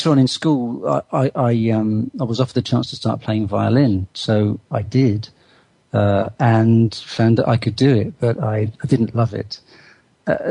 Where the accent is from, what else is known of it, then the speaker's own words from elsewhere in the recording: Bristol, South West England, United Kingdom; I was brought up in Bristol